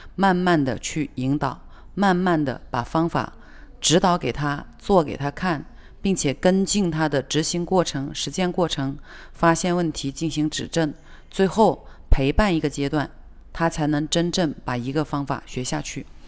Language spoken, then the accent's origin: Chinese; China; 我们中国人